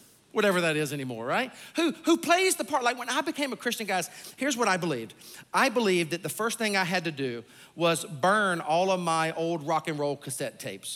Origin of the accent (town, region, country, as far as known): Sumter, South Carolina, United States; born or raised there; moved away